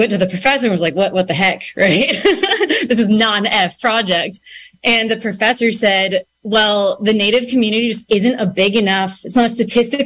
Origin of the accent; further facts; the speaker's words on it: Santa Rosa, California, United States; also born or lived in San Francisco, California; I was born and raised in Sonoma County, like I said, and I went to school at University of San Francisco after graduating high school here in 2010